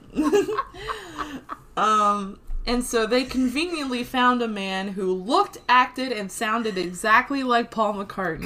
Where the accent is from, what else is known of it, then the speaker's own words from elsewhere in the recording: Brazil; moved away; I was born in Brazil